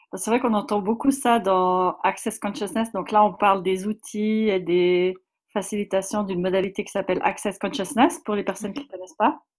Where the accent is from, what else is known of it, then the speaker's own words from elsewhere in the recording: Switzerland; je viens de Suisse